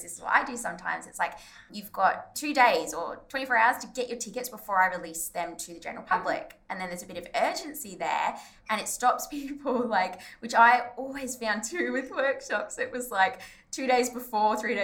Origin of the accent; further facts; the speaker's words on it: Ballarat, Victoria, Australia; Which is where Bridget and I are both from